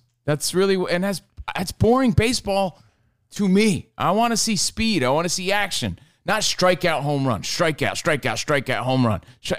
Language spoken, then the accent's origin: English; Union, New Jersey, United States; now in Los Angeles, United States; We're in L.A., but we're from the East Coast. Union, New Jersey.